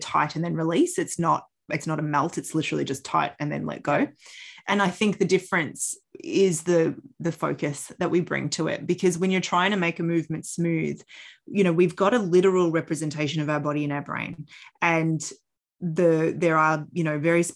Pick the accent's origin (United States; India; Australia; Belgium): Australia; also born or lived in Canada; I was born in Canada. And when we moved to Australia, I was 6 years old